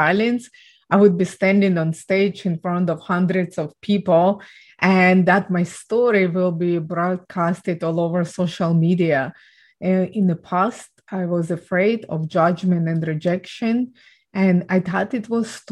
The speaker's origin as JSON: {"language": "English", "country": "Ukraine", "tie": "born or raised there", "said": "I was born and raised in Ukraine"}